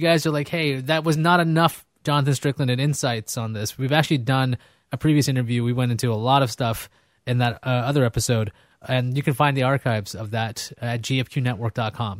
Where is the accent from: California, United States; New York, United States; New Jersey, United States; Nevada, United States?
New York, United States; New York City; also born or lived in Brooklyn; I grew up in Queens. I'm from, I was born in Brooklyn